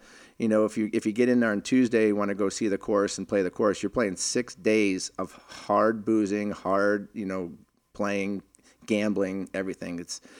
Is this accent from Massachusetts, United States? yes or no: yes; Boston, Massachusetts, United States; So I grew up in Boston, and you know, during the 70s, and Rick Middleton was my idol. I actually moved around a lot